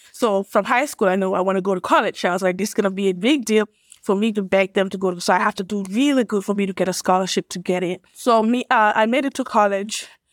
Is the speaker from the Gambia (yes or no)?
yes; Gambia; born or raised there; moved away as an adult; also born or lived in Illinois, United States / Atlanta, Georgia, United States; now in United States